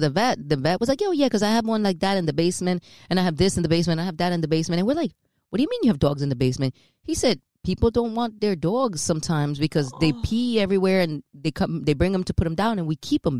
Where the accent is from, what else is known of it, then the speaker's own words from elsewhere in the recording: New York City, New York, United States; My parents are Dominican. I was born and raised in New York City.